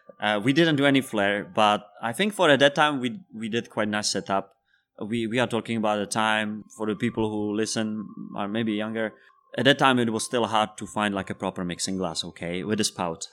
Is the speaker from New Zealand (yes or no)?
no; Czechia; first language Czech; English is a second language; moved away as an adult; also born or lived in Spain; I'm from Czech Republic. I have been living there for twenty years